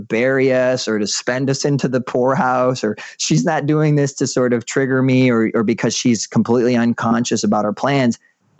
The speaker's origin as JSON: {"language": "English", "country": "Puerto Rico", "tie": "born or raised there", "said": "I grew up in Puerto Rico. We moved around a lot"}